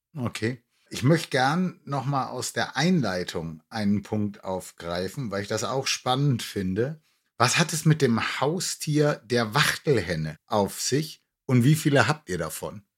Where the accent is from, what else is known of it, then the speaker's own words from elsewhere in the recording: near Nuremberg, Franconia, Bavaria, Germany; moved away as an adult; now in Cologne, Germany; Ich bin ja nun auch gebürtiger Franke und in der Nähe von Nürnberg aufgewachsen.